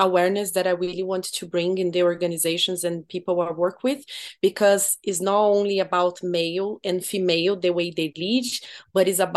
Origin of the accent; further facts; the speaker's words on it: Brazil; moved away as an adult; now in Ireland; I'm from Brazil, but I live in Ireland for 9 years